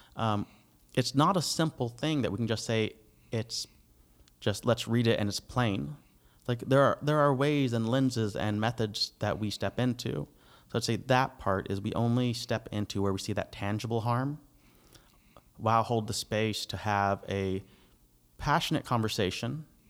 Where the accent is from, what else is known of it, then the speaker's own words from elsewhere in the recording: United States; now in Canada; I'm the American